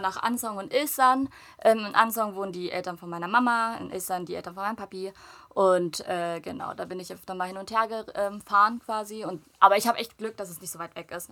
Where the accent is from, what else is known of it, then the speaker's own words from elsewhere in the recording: Germany; ich bin komplett dort aufgewachsen